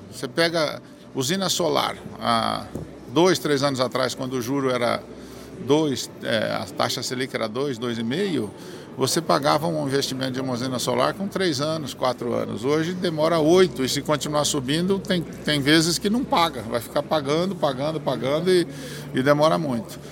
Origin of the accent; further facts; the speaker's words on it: Maringá, Paraná, Brazil; eu sou de Maringá